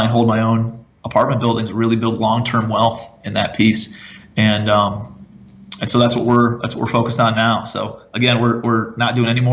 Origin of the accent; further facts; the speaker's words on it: Cleveland, Ohio, United States; moved away as an adult; also born or lived in Charleston, South Carolina; I'm from Cleveland originally